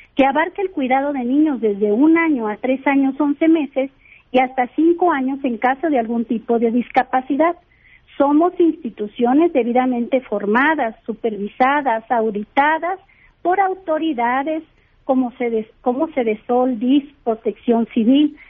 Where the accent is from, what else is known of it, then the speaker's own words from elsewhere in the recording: Mexico; somos mexicanas, somos mexicanos